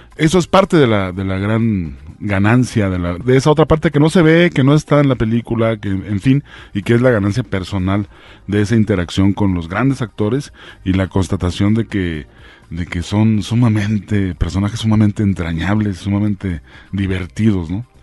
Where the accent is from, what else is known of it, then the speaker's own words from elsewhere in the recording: Ciudad Juárez, Chihuahua, Mexico; Yo soy de Ciudad Juárez